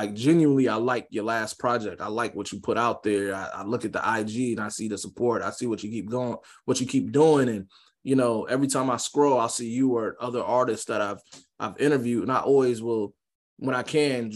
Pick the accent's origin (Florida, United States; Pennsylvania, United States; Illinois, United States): Florida, United States; Jacksonville; I'm from Jacksonville